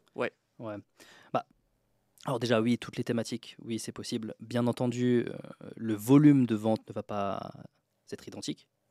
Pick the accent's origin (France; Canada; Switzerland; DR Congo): France; Troyes, Grand Est; now in Tallinn, Estonia; d'où je viens, donc je viens de Troyes, dans l'Aube, en France, euh, donc de la campagne